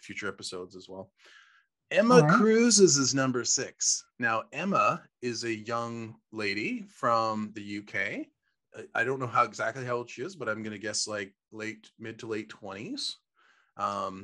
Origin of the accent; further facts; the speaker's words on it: Canada; we're from Canada